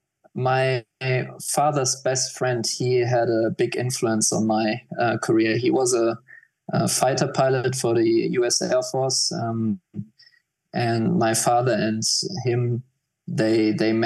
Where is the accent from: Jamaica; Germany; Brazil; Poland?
Germany; Mainz, Rhineland-Palatinate; I grew up quite close to Frankfurt Airport